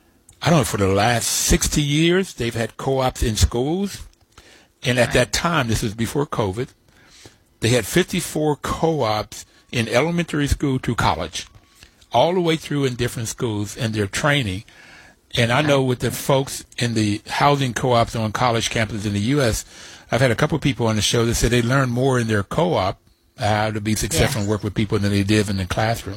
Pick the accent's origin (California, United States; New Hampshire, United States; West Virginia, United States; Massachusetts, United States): West Virginia, United States; the out-and-out racism that I saw in growing up in West Virginia.